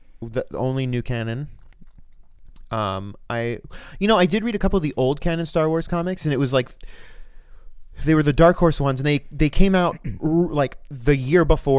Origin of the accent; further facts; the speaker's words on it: Florida, United States; now in Illinois, United States; growing up in Florida